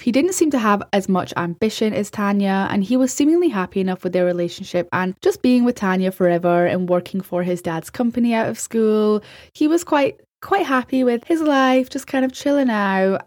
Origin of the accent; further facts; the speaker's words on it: Scotland, United Kingdom; As a European, as a Scottish person